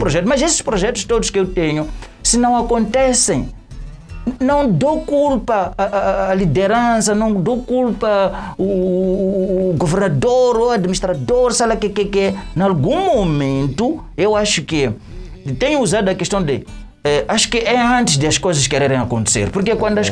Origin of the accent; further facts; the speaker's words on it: Matutuíne, Maputo, Mozambique; sou de Matutuíne